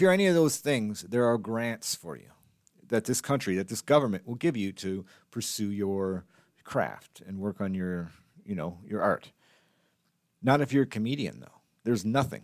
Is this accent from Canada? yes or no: yes; Canada; as a Canadian, as a Canadian comedian